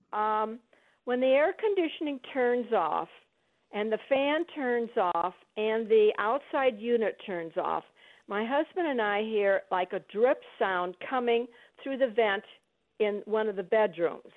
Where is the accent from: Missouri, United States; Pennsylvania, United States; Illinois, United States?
Illinois, United States; now in Arizona, United States; we're from Illinois